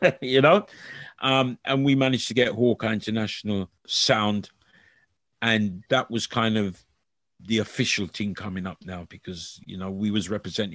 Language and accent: English; London, United Kingdom; us as kids growing up in Harlesden